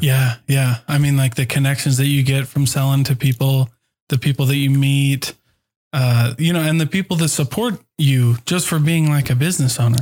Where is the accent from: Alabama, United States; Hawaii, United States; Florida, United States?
Hawaii, United States; I'm Hawaiian.